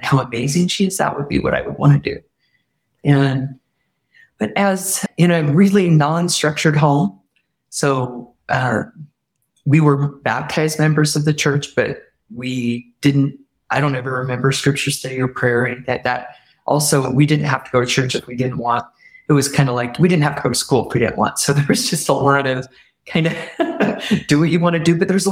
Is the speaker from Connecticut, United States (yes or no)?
no; Utah, United States; I grew up in Utah